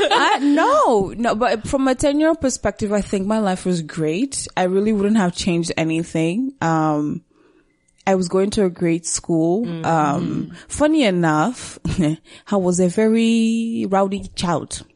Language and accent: English; Rwanda; also born or lived in Burundi; now in Canada; I was born and raised in Rwanda